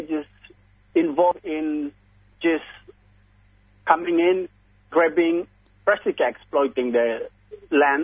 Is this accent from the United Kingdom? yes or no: no; Papua New Guinea; moved away as an adult; now in Australia; my family is as a refugee growing up in Papua New Guinea